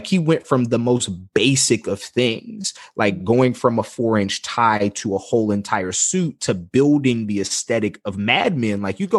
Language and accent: English; Mobile, Alabama, United States; growing up in Mobile, we wore uniforms in high school.